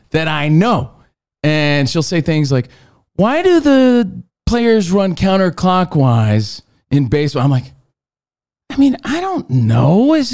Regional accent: New Jersey, United States; My home state, New Jersey.

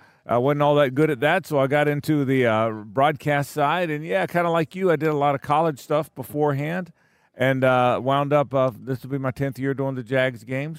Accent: the South, United States; Mike and I are Southerners

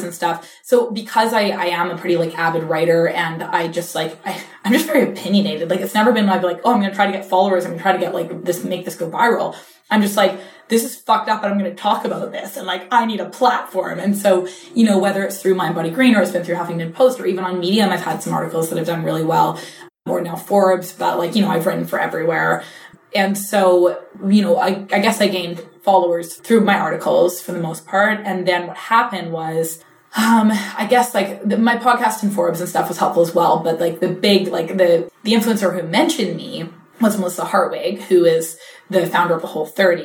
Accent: British Columbia, Canada; first language English; moved away as an adult; now in New York, United States; I'm like born and raised in small town British Columbia

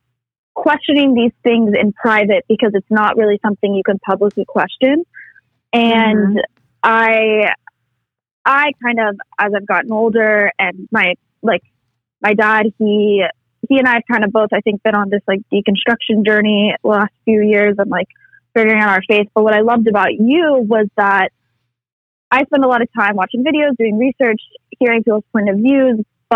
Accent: Tennessee, United States; And I grew up in the South, in Tennessee, going to church, a Christian school all 13 years of my life.

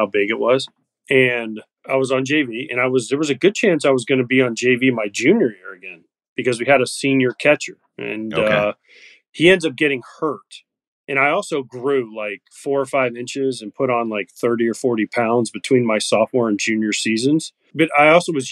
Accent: Brooksville, Florida, United States; also born or lived in Orlando, Florida; growing up in Florida

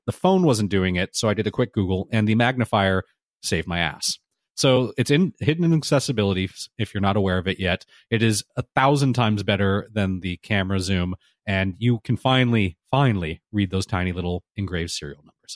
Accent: Southern California, United States; I grew up here in Southern California, and I have always said the before freeway numbers

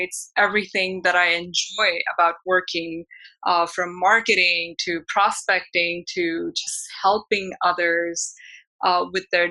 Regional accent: Mumbai, Maharashtra, India; moved away as an adult; also born or lived in Portland, Oregon; now in Los Angeles, United States; I was born and raised in Mumbai, India, moved to United States almost 18 years ago when I got married to my husband

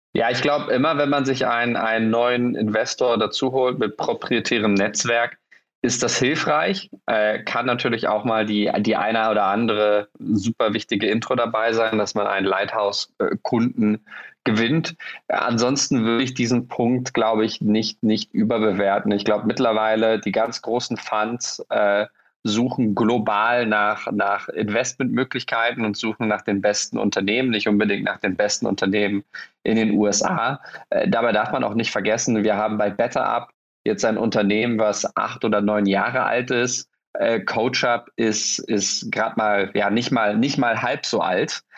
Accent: Berlin, Germany; ich als Berliner

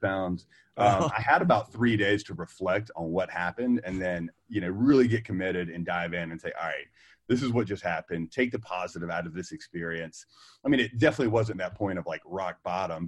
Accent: North Carolina, United States; I was that guy in my hometown, like, oh my gosh, like, why are you open 7 to 7? We were the first people open 7 a.m. to 7 p.m. We were the first people open on Saturdays. And the regulatory pressure with this corporate group in the state of North Carolina

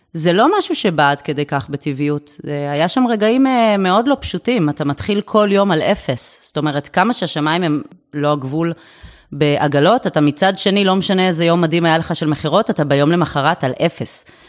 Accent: Herzliya, Tel Aviv District, Israel; born or raised there

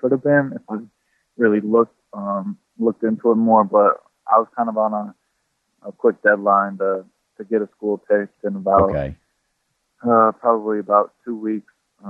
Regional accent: South Bend, Indiana, United States; Yeah, I think in South Bend, either you kind of grow up loving Notre Dame, you kind of grow up, you just don't like them.

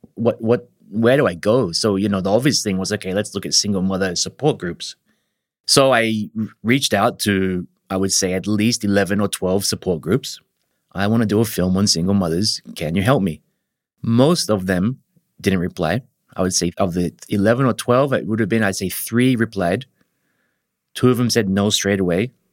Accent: Australia; moved away as an adult; now in Japan; I'm an Australian. I've been living in Japan for about twenty years.

